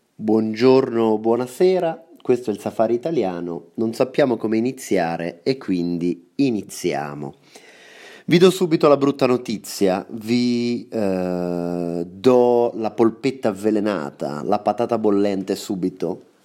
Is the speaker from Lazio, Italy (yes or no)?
no; Senigallia, Marche, Italy; born or raised there